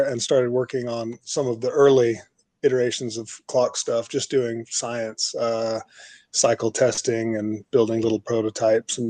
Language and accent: English; Austin, Texas, United States; moved away as an adult; also born or lived in Los Angeles, California; I was an engineer working in my hometown of Austin, Texas, almost 15 years ago